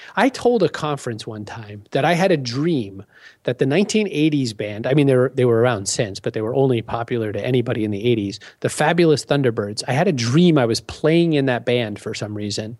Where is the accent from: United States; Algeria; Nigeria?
United States; Maine; moved away; I said, "Maine originally."